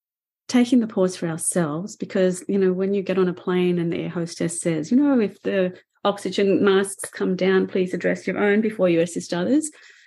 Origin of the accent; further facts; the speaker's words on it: Australia; accent: Australian; now in Canada; So I've been here for 33 years in Canada now. So my accent does not belong to Australia, and it doesn't belong in Canada